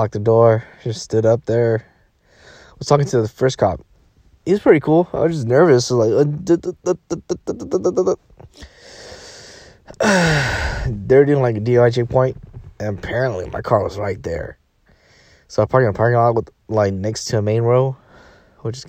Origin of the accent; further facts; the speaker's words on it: Fresno, California, United States; moved away as an adult; now in Monterey, United States; I'm from Fresno. I just moved here 3 weeks ago